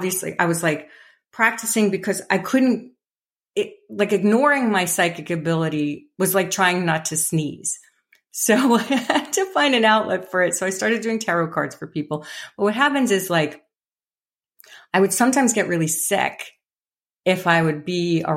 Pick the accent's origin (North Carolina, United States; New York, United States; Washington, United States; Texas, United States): New York, United States; New York City; I grew up in the Bronx in a very blue collar home, in a very blue collar kind of tough neighborhood. And I was a little fairy child.